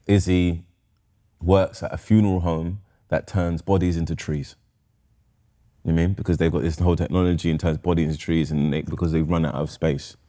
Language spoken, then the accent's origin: English; London, United Kingdom; I was born in Camden Town.